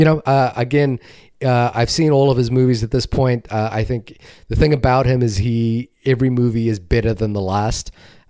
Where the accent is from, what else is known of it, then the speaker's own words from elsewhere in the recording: New Zealand; I'm obviously have some particular affection for it because I saw it in my home country, and it's about my home country